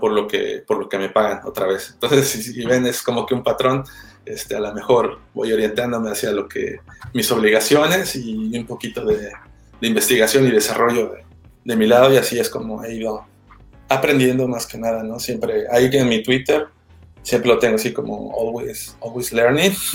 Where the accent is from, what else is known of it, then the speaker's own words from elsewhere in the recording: Xalapa, Veracruz, Mexico; moved away; also born or lived in Puebla; yo soy de, de Jalapa